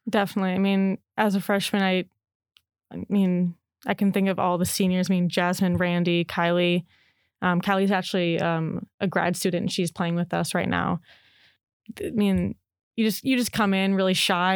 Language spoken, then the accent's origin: English; Chicago, Illinois, United States; moved away as an adult; now in Oregon, United States; I'm from Chicago